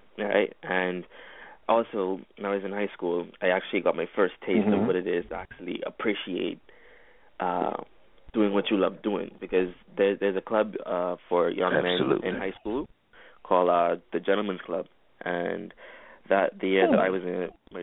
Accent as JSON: {"language": "English", "country": "Bahamas", "said": "I'm from the Bahamas. That's where I currently am right now."}